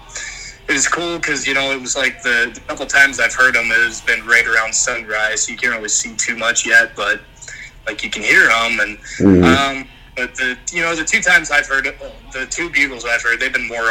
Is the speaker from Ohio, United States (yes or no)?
yes; Ohio, United States; moved away as an adult; now in Montana, United States; we come from Ohio